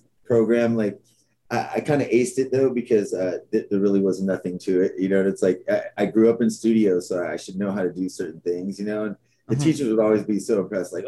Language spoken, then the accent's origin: English; Los Angeles, California, United States; born or raised there; also born or lived in San Francisco